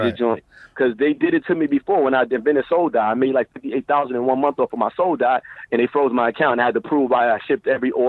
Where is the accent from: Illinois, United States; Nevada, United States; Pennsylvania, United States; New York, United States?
New York, United States; New York City; moved away as an adult; now in Bay Area, United States; I'm from Brooklyn. I was raised around a lot of stuff